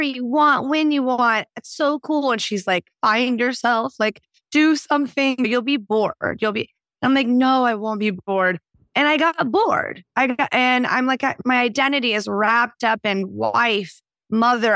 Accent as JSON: {"language": "English", "town": "Houston", "region": "Texas", "country": "United States", "tie": "born or raised there", "also_born_or_lived": "Dallas, Texas / Nashville, Tennessee", "moved": "as an adult", "lives_now": "Portland, United States", "said": "I was born in Dallas. I grew up in Houston, Texas."}